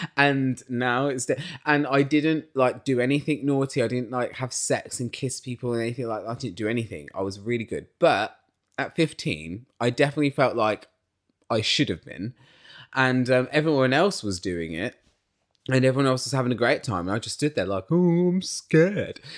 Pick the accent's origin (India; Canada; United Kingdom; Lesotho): United Kingdom; I'm British.